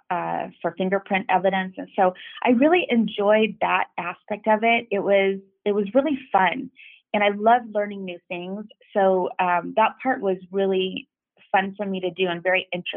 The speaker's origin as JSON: {"language": "English", "town": "Los Angeles", "region": "California", "country": "United States", "said": "I'm from the San Fernando Valley"}